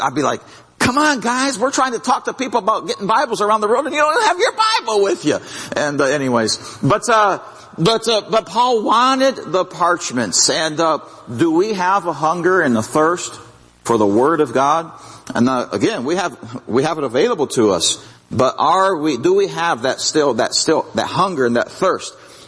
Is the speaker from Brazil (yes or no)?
yes; Brazil; Well, I grew up in Brazil, and they eat rice and beans every day.